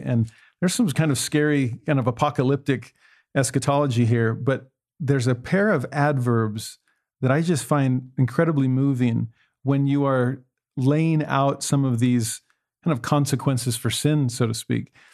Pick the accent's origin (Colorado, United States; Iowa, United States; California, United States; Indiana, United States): California, United States; Los Angeles; moved away; also born or lived in Tennessee; I, I grew up in Los Angeles